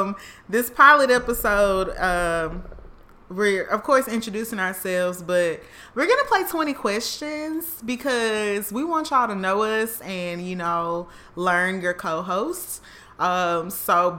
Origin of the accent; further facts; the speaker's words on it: Canton, Mississippi, United States; accent: country; moved away as an adult; also born or lived in Houston, Texas / Jackson, Mississippi / Charlotte, North Carolina; I'm from Mississippi, Jackson/Canton. Nobody knows where Canton is unless you're from that area.